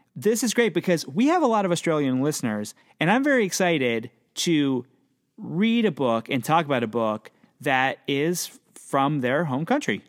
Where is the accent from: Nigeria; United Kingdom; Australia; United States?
United States; Pennsylvania; I'm from Pennsylvania.